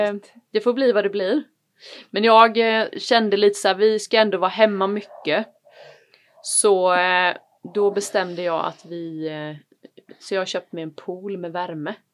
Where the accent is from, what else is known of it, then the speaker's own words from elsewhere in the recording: Varberg, Halland County, Sweden; moved away; also born or lived in Malmö; jag är ju uppväxt i, i Varberg